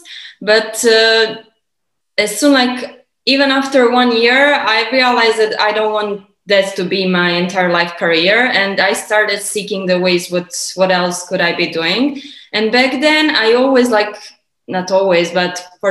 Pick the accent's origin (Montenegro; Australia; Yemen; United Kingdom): Montenegro; moved away as an adult; also born or lived in United States / Canada / Dubai; Originally, I'm from Montenegro, which is southern, eastern, Europe. It's a small Balkan country